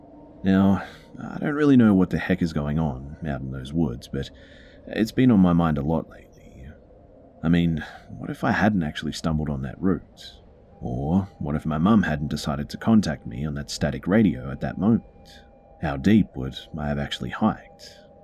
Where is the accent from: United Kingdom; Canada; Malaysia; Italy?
Malaysia; it's definitely not because I'm from Malaysia and we don't have foxes here.